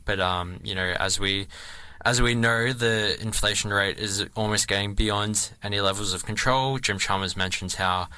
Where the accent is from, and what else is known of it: Australia